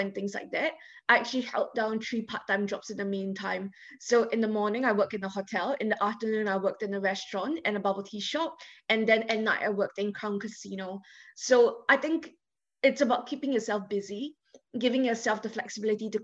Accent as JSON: {"language": "English", "country": "Singapore", "moved": "as an adult", "said": "I came from Singapore. It's a Chinese majority country. I've never dealt with any kind of prejudice against me or against my status because I was always Singaporean."}